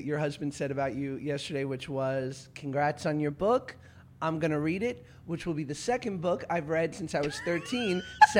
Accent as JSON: {"language": "English", "region": "New York", "country": "United States", "tie": "born or raised there", "moved": "yes", "lives_now": "Los Angeles, United States", "said": "I grew up in New York."}